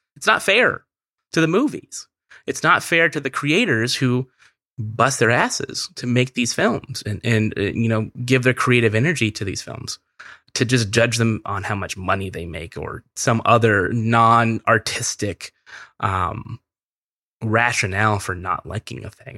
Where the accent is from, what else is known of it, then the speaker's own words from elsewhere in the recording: Merced, California, United States; I'm from Central California, a very small town in Central California called Merced